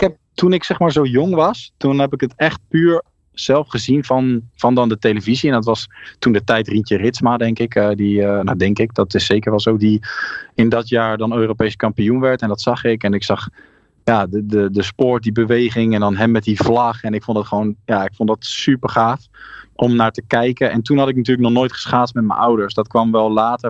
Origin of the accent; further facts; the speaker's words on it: South Holland, Netherlands; ik kwam natuurlijk uit Zuid-Holland